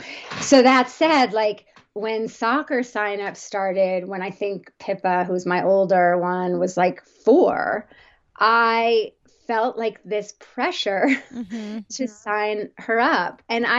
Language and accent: English; New Jersey, United States; And I grew up in the on the East Coast, New Jersey suburbs, very traditional growing up.